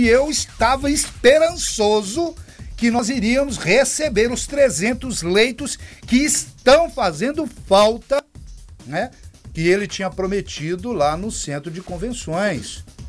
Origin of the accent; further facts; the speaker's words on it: Minas Gerais, Brazil; now in Anápolis, Brazil; sou natural de Minas Gerais e desde que vim para cá permaneço em, em Anápolis